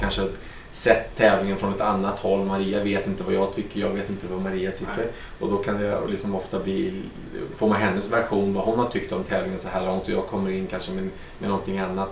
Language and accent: Swedish; Stockholm, Stockholm County, Sweden; moved away as an adult; also born or lived in Monaco; now in Aix-en-Provence, France; jag är en gammal stockholmare